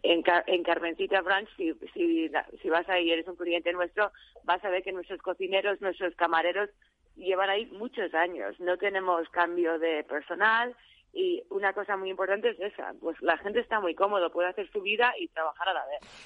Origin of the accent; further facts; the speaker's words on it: Arizona, United States; moved away as an adult; also born or lived in León, Spain; now in Madrid, Spain; soy de Arizona